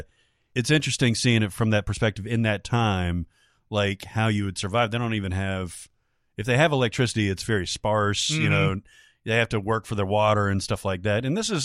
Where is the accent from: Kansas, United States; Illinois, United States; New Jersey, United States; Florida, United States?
Florida, United States; Miami; It's probably the most honest representation of my hometown. This person's from Miami that I've ever seen.